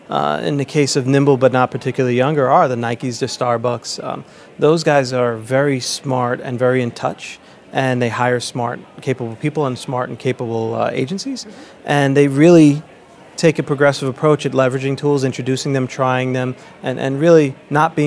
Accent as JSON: {"language": "English", "region": "New York", "country": "United States", "tie": "born or raised there", "said": "As a kid growing up in New York"}